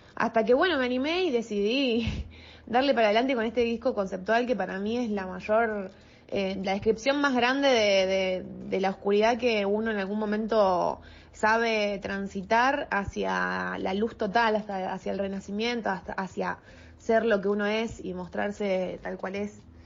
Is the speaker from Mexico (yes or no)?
no; Rosario, Santa Fe, Argentina; nací acá en Rosario